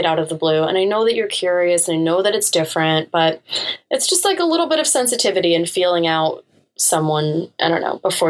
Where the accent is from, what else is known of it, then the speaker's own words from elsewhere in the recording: Canada; I wasn't born in America either. So, I mean, I was born in Canada. So whenever Canada comes up and I'm like, oh, I'm Canadian